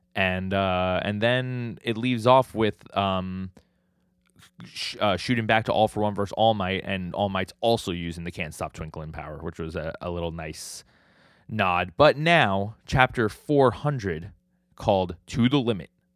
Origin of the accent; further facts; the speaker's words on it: New York City, New York, United States; I'm from New York City. We, we're, we live in Staten Island